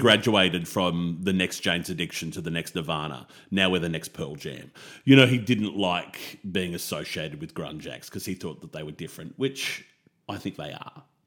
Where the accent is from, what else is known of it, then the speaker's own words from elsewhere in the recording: Australia; as an Aussie